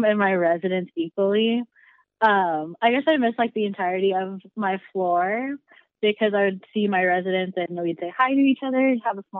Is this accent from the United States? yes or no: yes; Texas, United States; I'm a junior from Texas, majoring in linguistics